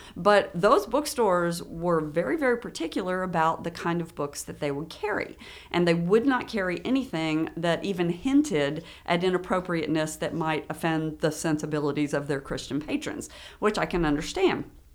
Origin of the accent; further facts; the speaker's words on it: Frankfort, Kentucky, United States; also born or lived in Lexington, Kentucky; I was born in Frankfurt